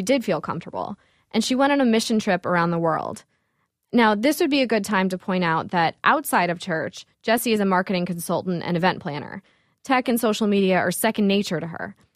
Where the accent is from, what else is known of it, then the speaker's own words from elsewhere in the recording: Levittown, New York, United States; moved away as an adult; now in Brooklyn, United States; my hometown church, St. Bernard's in Levittown, New York.